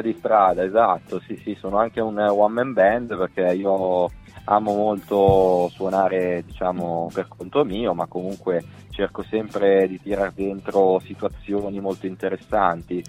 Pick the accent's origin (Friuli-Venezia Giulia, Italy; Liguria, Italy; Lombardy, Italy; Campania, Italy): Lombardy, Italy; Olgiate Olona; io sono di Olgiate Olona in provincia di Varese, vicino Bustartizio